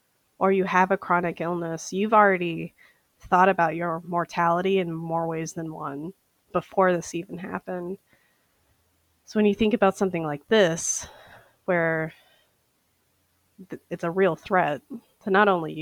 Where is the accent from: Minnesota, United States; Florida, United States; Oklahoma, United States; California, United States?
Minnesota, United States; St. Paul; I am an eyewear specialist, and I am from St. Paul, Minnesota.